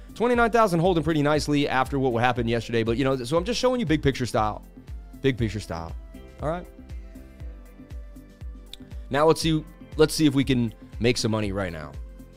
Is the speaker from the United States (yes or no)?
yes; New York, United States; I'm from New York, you know.